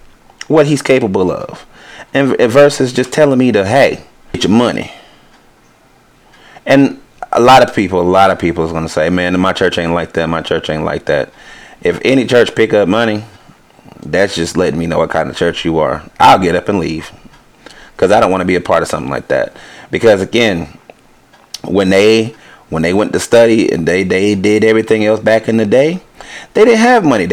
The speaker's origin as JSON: {"language": "English", "country": "United States", "said": "I'm American"}